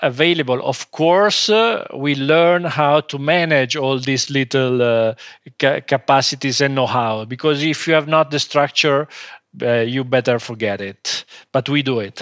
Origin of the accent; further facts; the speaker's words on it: Como, Lombardy, Italy; English is a second language; By family, we are not from Como, but we started living in Como when we was, uh, three, four years old.